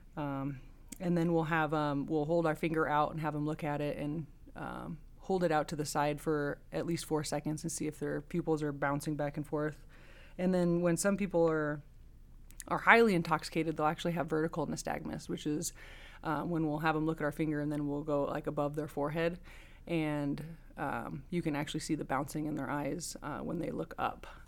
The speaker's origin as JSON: {"language": "English", "region": "Oregon", "country": "United States", "moved": "as an adult", "lives_now": "Nevada, United States", "said": "I'm originally from Oregon. I came down here back in two thousand six to go to the University of Nevada"}